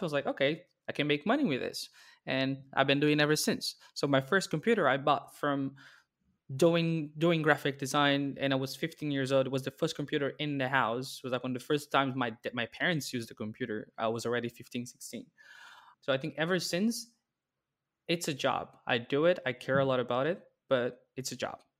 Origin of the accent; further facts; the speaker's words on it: Brazil; moved away as an adult; also born or lived in Netherlands; now in Amsterdam, Netherlands; There was a big blog in my, my hometown